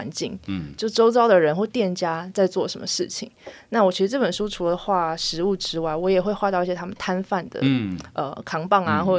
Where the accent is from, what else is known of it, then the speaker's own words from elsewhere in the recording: Taipei, Taiwan; 因为我从小都在台北长大。